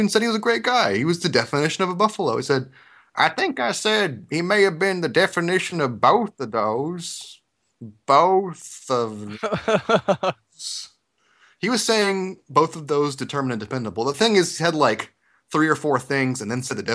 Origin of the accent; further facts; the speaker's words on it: Georgia, United States; accent: Georgian; moved away; also born or lived in Tennessee; Georgian accent, where I'm from